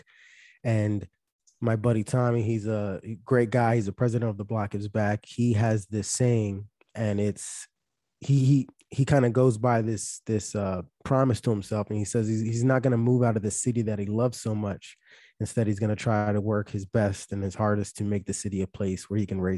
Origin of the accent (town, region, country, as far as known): Philadelphia, Pennsylvania, United States; born or raised there; moved away as an adult